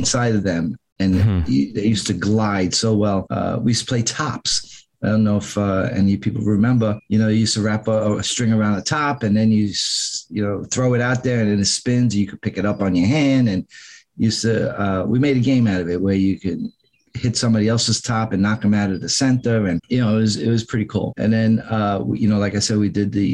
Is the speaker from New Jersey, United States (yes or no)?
no; New York City, New York, United States; also born or lived in Long Island, New York; I'm from New York. I was born in Manhattan, was raised in the Bronx until the age of 13, 14 years old when my parents moved out to Long Island.